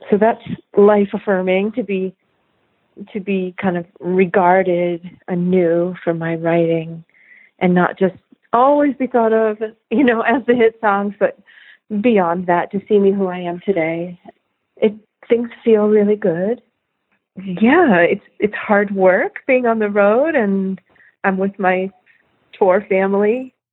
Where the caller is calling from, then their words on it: Atlanta, Georgia, United States; I'm calling from Atlanta.